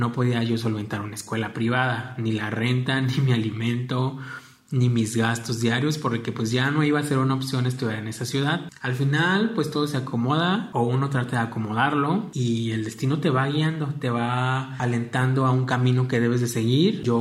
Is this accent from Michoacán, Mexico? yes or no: yes; Apatzingán, Michoacán, Mexico; now in Jalisco, Mexico; Soy originario de Apaxingán, la ciudad de Apaxingán en el estado de Michoacán.